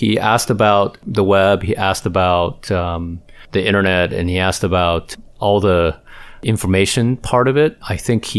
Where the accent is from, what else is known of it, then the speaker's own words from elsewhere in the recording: Taiwan; now in United States; Well, you know, I was born and raised in Taiwan, as you well know, Hans. And and since I came to the U.S., I never went back to Asia very often.